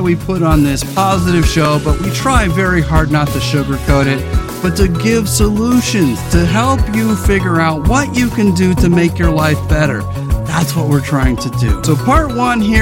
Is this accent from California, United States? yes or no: yes; California, United States; as a Californian